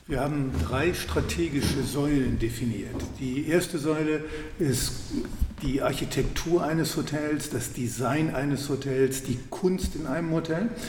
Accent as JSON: {"language": "German", "town": "Wuppertal", "region": "North Rhine-Westphalia", "country": "Germany", "tie": "born or raised there", "said": "Ähm, ich bin gebürtig aus Wuppertal. Meine Eltern hatten ein Geschäft für Farben, Tapeten, Bodenbeläge."}